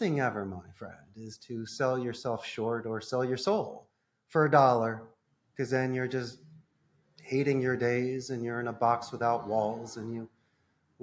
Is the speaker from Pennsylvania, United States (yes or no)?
yes; Philadelphia, Pennsylvania, United States; moved away as an adult; now in Costa Rica; I'm from Philadelphia